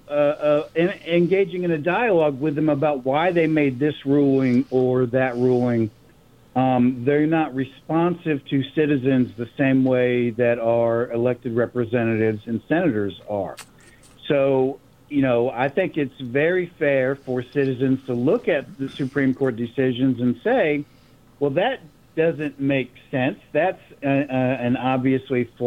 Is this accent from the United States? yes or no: yes; the South, United States; now in San Antonio, United States; as a white person with a white family that grew up in the South